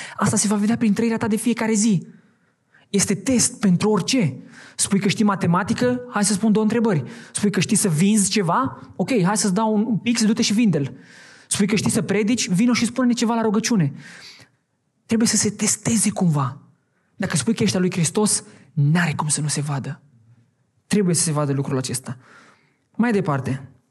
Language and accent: Romanian; Hațeg, Hunedoara County, Romania; also born or lived in Oradea; Din deci Hunedoara. Nu poți să zic Hațeg, că nu știe nimeni de Hațeg. Hunedoara.